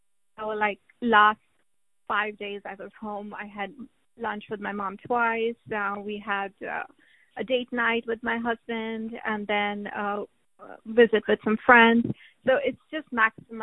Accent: India; moved away; my hometown in India. I go back there once a year

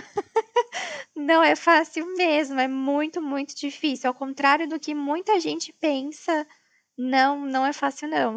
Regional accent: Brazil; moved away as an adult; eu sou brasileira

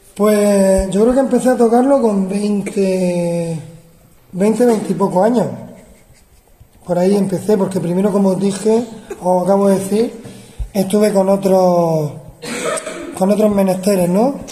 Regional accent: Murcia, Region of Murcia, Spain; yo soy de Murcia y estudié de niño, estudié en el conservatorio

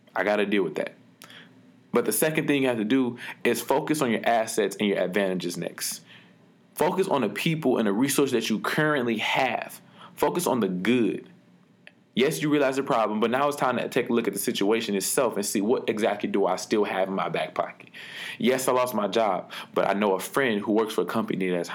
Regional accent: Detroit, Michigan, United States; When I was younger, growing up in Detroit

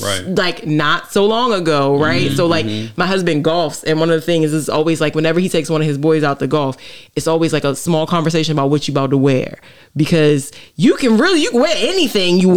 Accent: St. Mary's County, Maryland, United States; moved away; I'm from St. Mary's County, right, okay. originally. And so it's a water town

